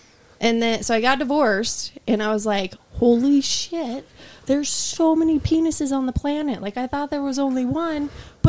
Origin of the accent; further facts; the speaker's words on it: Idaho, United States; I'm from Idaho.